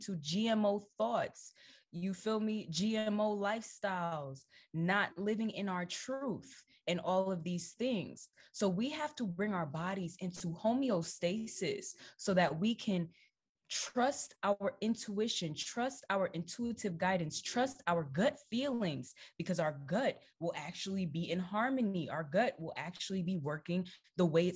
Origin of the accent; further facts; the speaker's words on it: Jamaica; I'm Jamaican, okay? I'm 100% Jamaican. I grew up eating jerk chicken.